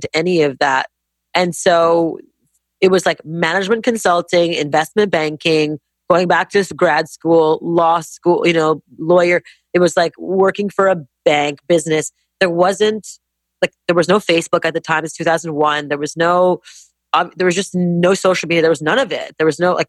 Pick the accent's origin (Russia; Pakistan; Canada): Canada; Montreal, Quebec; now in United States; growing up in Montreal, Canada